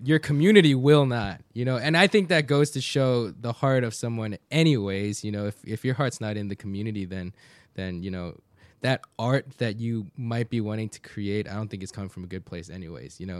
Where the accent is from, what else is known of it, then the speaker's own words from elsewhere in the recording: United States; people like me speaking English, speaking Korean, growing up in Korean culture, but born in the States